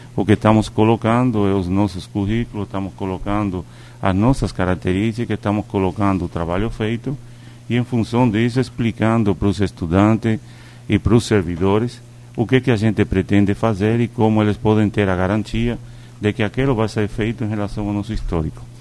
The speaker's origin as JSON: {"language": "Portuguese", "country": "Cuba", "moved": "yes", "lives_now": "Brazil", "said": "eu sou cubano? Sou. Eu não nego para ninguém que eu sou cubano. Mas eu também escolhi o Brasil para morar."}